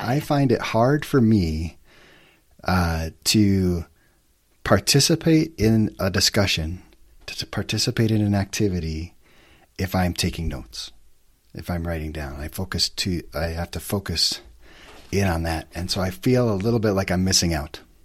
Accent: White Bear Lake, Minnesota, United States; moved away as an adult; also born or lived in Alta, Utah; now in Salt Lake City, United States; Just a small town boy growing up in Minnesota

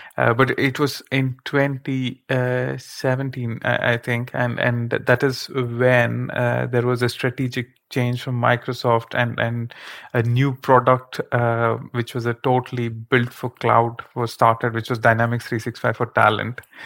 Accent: India; moved away as an adult; now in Netherlands; being born and raised in India

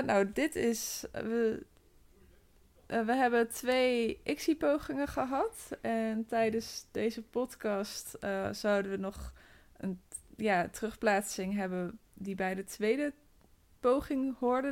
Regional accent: North Brabant, Netherlands; moved away; omdat ik uit Brabant kom

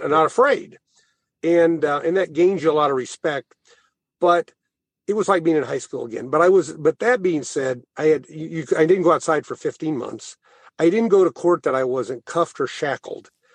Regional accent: Thayer, Missouri, United States; moved away; also born or lived in St. Louis; I'm from Thayer

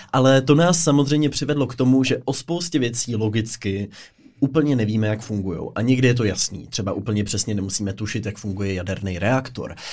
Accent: Pardubice, Pardubice Region, Czechia; jako Pardubák

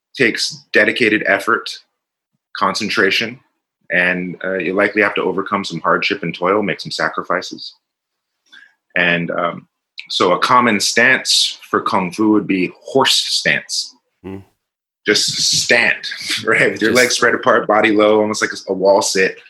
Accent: Richmond, California, United States; I'm from Richmond, California, not the nicest place, and uh, I was surrounded by a lot of angry, violent people

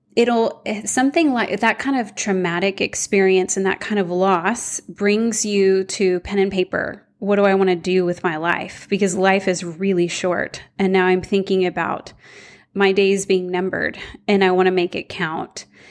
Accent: Houston, Texas, United States; I grew up in Houston.

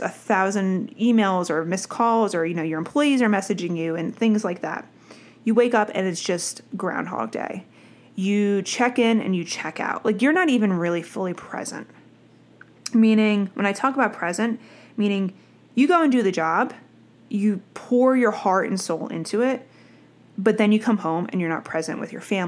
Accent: New Jersey, United States; I'm from Jersey

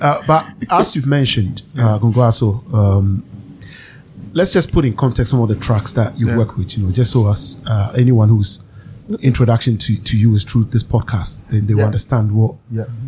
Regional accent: Ghana; I'm Ghanaian.

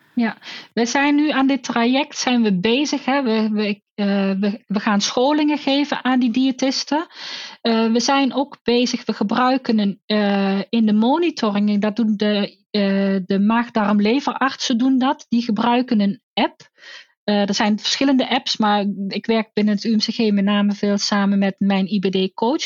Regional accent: North Brabant, Netherlands; Want ik kom ook uit Brabant

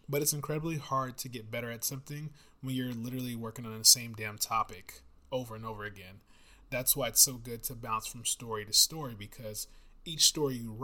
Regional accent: United States; I'm not English at all, I'm American

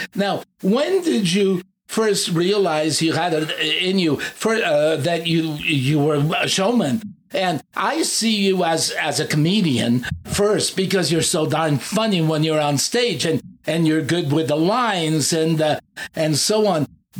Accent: Fremont, California, United States; So, and then I grew up in Fremont, San Leandro.

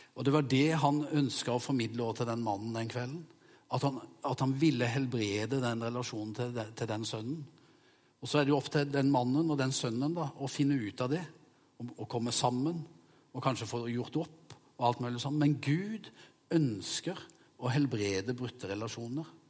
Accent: Vegårshei, Agder, Norway; jeg sprang i skauen sammen med hjemme på Vegårshei

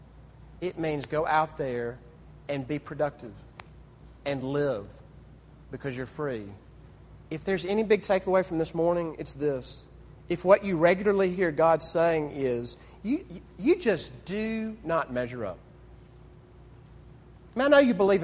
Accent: Mississippi, United States; Growing up in Mississippi

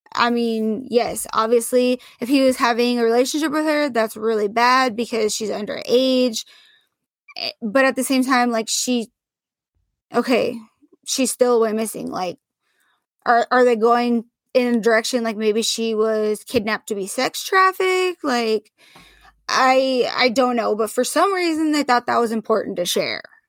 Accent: Portland, Oregon, United States; I grew up in Portland

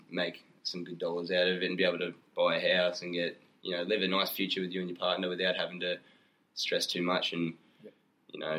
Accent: Gold Coast, Queensland, Australia; I hail from the Gold Coast.

